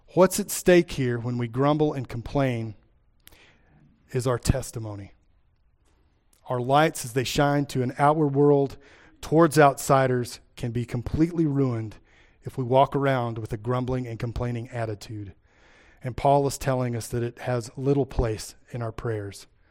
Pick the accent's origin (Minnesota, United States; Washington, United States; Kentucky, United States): Kentucky, United States; accent: Appalachian; moved away as an adult; now in Iowa, United States; I grew up in Kentucky